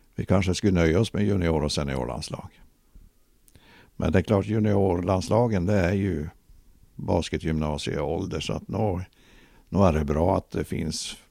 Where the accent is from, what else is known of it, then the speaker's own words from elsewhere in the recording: Luleå, Norrbotten County, Sweden; also born or lived in Ängesbyn; mesta tiden har jag ju bott då i Gammelstad men sen eh, som vuxen flyttade jag ju till Ängesbyn